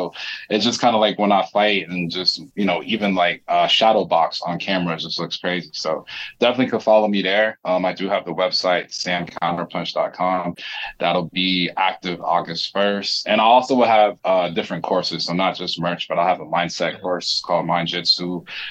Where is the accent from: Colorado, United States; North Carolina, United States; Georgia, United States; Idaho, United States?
North Carolina, United States; I'm from North Carolina too, and I live in Florida and back and forth from California.